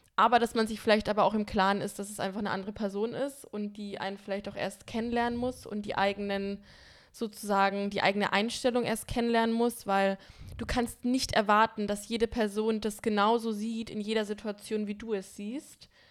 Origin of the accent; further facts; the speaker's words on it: Bamberg, Bavaria, Germany; now in Berlin, Germany; fahre in die Heimat zu meinen Freunden nach Bamberg